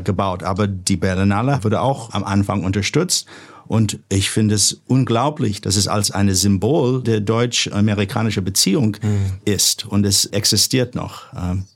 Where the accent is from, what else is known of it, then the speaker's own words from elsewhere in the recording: Santa Monica, California, United States; German is a second language; moved away as an adult; now in Germany; ich bin in Los Angeles aufgewachsen, eigentlich in Santa Monica